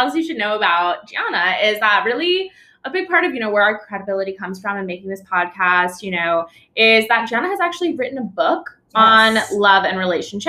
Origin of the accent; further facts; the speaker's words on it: New York, United States; moved away as an adult; also born or lived in Boston / Bermuda; now in San Francisco, United States; I'm from New York. I lived in Boston and Bermuda both for a little bit, and now I moved to San Francisco about 8 months ago during COVID, pandemic mover.